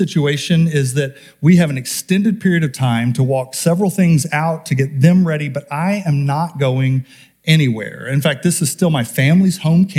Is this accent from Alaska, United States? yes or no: yes; Homer, Alaska, United States; now in Wasilla, United States; I'm from Homer, and we were Homeroids.